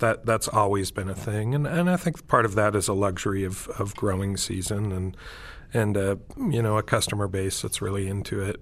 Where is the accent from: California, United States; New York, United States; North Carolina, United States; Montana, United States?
Montana, United States; growing up in Montana